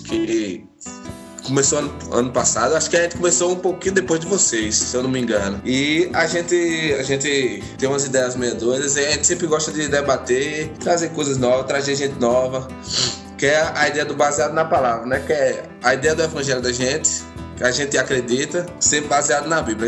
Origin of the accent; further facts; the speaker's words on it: Campina Grande, Paraíba, Brazil; accent: Northeastern (nordestino); Eu sou daqui de Campina Grande, na Paraíba